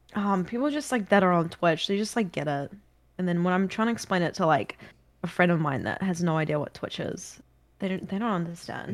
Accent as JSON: {"language": "English", "country": "New Zealand", "accent": "New Zealand", "moved": "yes", "lives_now": "Australia", "said": "I've got a New Zealand accent, but my accent's not that strong"}